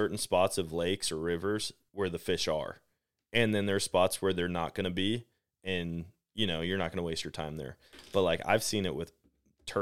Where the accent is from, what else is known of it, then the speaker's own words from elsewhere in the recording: Wisconsin, United States; now in Missouri, United States; I'm from Wisconsin originally